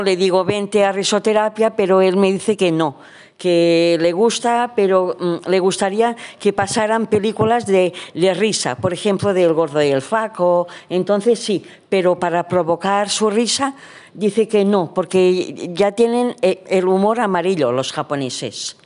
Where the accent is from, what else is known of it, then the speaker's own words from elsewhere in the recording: Jaén, Andalusia, Spain; soy de Jaén